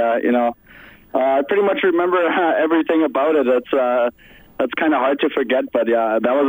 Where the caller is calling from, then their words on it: Germany; I'm calling from Germany right now.